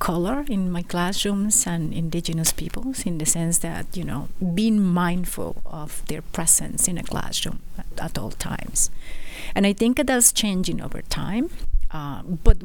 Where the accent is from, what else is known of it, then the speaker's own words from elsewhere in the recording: Isthmus of Tehuantepec, Oaxaca, Mexico; moved away as an adult; now in Edmonton, Canada; I am Zapotec from the Tehuantepec Isthmus, Oaxaca, Mexico